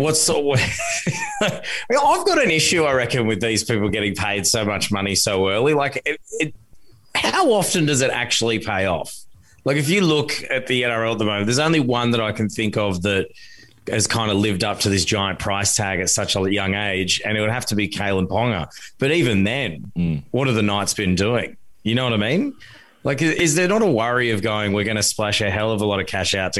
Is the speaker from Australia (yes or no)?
no; Tonga; born there; Well, because I was born in Tonga, so I like seeing him chuck on the red jersey during the World Cup